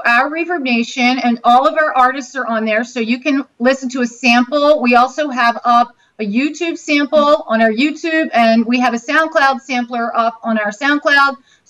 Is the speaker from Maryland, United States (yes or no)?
yes; Baltimore, Maryland, United States; moved away as an adult; also born or lived in Harrisburg, Pennsylvania; now in Florida, United States; I grew up in Baltimore, and then I lived near Harrisburg.